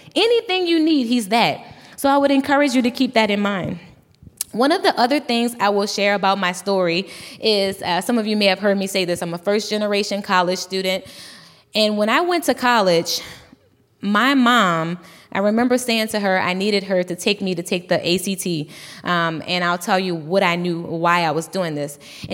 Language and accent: English; Louisiana, United States; I'm from Louisiana